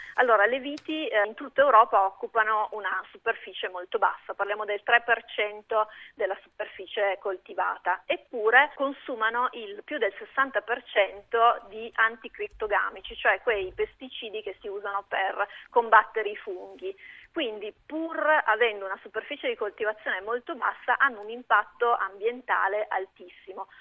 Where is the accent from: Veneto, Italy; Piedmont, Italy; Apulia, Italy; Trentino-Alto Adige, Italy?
Piedmont, Italy; between the Vercelli area and Lomellina; io sono piemontese, sono cresciuta nelle, nella zona delle risaie, nella mia zona, quindi tra il Vercellese e il Lombardo